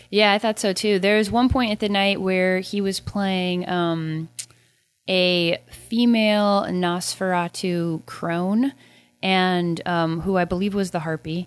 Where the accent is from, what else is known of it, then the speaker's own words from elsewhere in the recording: United States; my Civil War history as an American